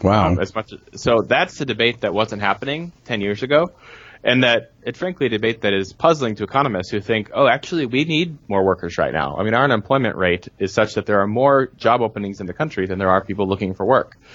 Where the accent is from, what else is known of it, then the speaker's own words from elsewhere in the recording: United States; as Americans, as American Christians